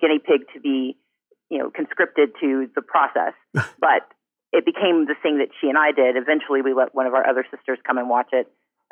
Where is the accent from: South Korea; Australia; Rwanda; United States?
United States; Gulfport, Mississippi; we grew up in Gulfport, Mississippi, where you had, for most of my childhood, two